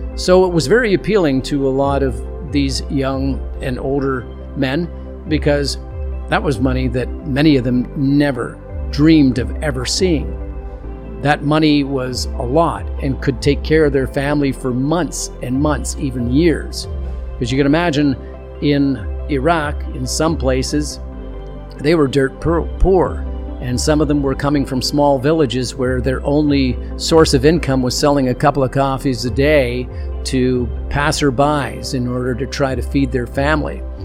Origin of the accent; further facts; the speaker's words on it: Canada; I'm from Canada